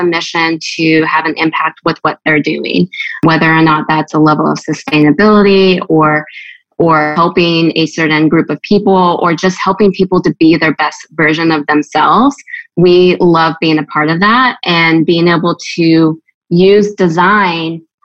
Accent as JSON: {"language": "English", "town": "Gulf Shores", "region": "Alabama", "country": "United States", "tie": "born or raised there", "also_born_or_lived": "California", "moved": "as an adult", "lives_now": "Nashville, United States", "said": "I am originally from California. And then my family moved to Gulf Shores, Alabama area. So I'm kind of like an interesting mix of where I've grown up"}